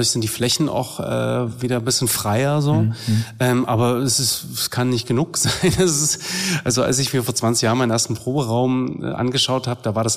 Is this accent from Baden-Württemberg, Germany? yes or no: no; Dresden, Saxony, Germany; da ist für mich Sachsen und Dresden als meine Heimatstadt schon noch mehr Heimat.